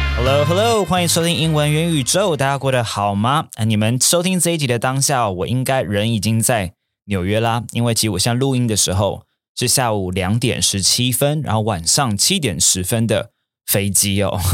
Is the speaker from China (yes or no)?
no; Taiwan; also born or lived in New York; originally from Taiwan，我原本从台湾来的